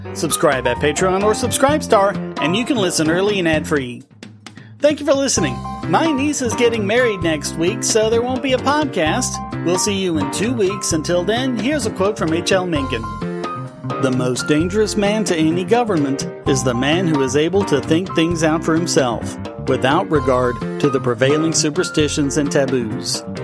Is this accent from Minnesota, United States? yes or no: no; North Carolina, United States